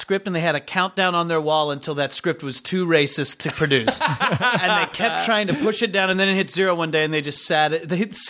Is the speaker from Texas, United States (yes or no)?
no; Memphis, Tennessee, United States; I'm from Memphis.